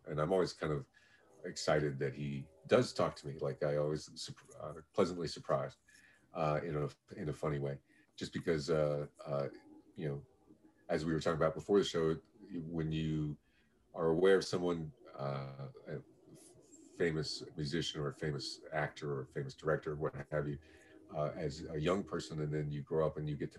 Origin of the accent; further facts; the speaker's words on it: Florida, United States; now in Los Angeles, United States; And, you know, I didn't grow up in Southern California. I came out here from Florida, but I've been in Los Angeles since 1992.